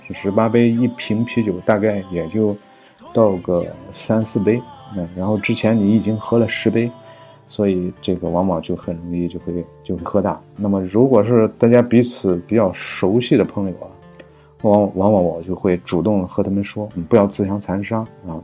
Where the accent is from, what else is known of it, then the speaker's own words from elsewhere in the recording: Shandong, China; 我生在北方，生在山东